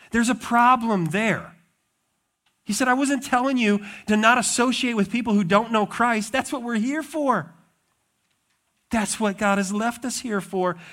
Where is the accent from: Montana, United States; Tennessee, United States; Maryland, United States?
Montana, United States; also born or lived in Wisconsin; now in Michigan, United States; I grew up in Montana